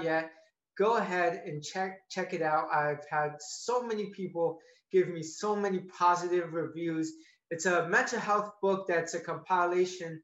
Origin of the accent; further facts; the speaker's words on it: Tampa, Florida, United States; I was born and raised in Tampa, Florida